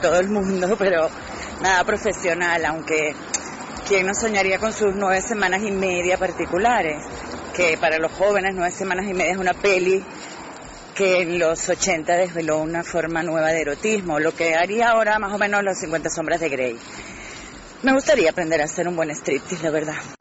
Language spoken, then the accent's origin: Spanish; Venezuela; moved away as an adult; now in Spain; aunque nací en Venezuela, hace 23 años que me vine a vivir a España